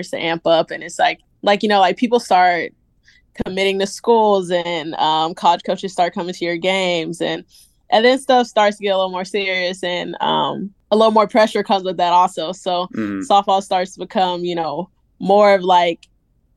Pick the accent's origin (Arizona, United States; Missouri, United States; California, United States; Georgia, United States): Georgia, United States; Newnan; moved away as an adult; now in Gainesville, United States; I'm from Noonan, Georgia.